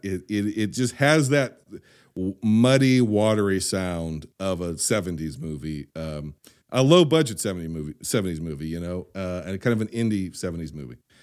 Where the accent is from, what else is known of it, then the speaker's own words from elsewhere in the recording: United States; I am an American.